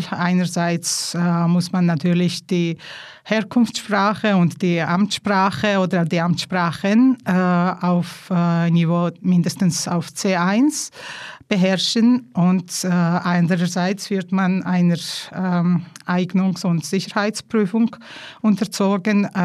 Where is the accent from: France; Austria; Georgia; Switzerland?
Georgia; first language Georgian; German is a second language; So, Georgisch ist eben meine Muttersprache. Von klein an musste ich Russisch lernen. Dann kam Deutsch und Italienisch.